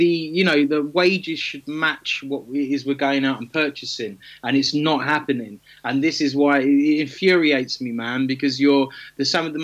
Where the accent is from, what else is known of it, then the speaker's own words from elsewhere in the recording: Kent, South East England, United Kingdom; I grew up in Kent as well